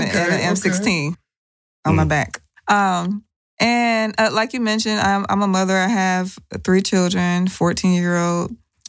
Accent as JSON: {"language": "English", "region": "Ohio", "country": "United States", "moved": "as an adult", "lives_now": "Georgia, United States", "said": "I am from Ohio. I have been in Georgia since I was 19. So, I've been here my whole adult life. So, this is my second home. I've actually been here almost as long as Ohio."}